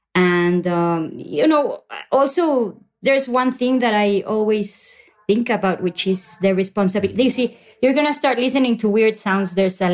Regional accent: Mexico; I grew up in Mexico

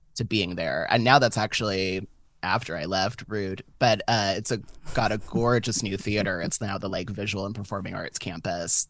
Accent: San Francisco, California, United States; I was born and raised in San Francisco, but I was born and raised in, like, Catholic San Francisco

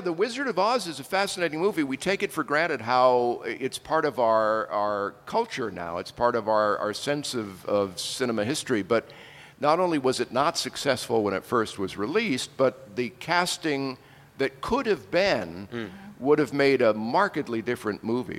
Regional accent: Haverhill, Massachusetts, United States; now in Los Angeles, United States; the house I grew up in in Haverhill, Massachusetts

